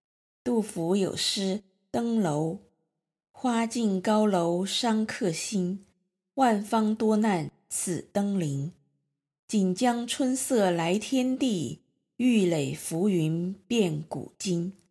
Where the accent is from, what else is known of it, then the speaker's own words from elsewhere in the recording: Hejiang County, Sichuan, China; 从成都合江亭起航，到我的家乡合江县分湄